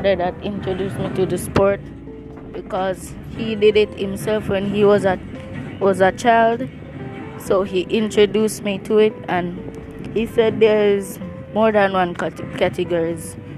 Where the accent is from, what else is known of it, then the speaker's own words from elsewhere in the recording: Jamaica; I'm Jamaican.